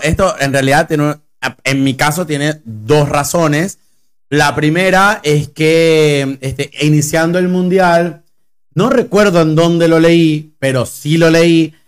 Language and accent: Spanish; Venezuela; now in Argentina; Nosotros como venezolanos